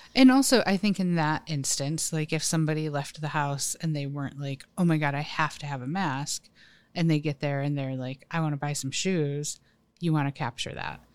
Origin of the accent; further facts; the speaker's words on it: East Coast, United States; moved away; I'm from the East Coast.